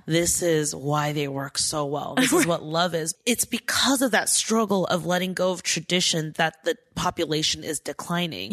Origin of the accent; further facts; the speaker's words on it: Diamond Bar, California, United States; I grew up in Diamond Bar